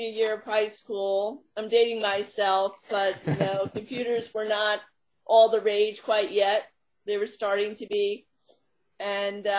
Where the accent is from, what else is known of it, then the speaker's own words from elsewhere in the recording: Long Island, New York, United States; now in Long Island, United States; I was raised on Long Island and moved to New York City in my 20s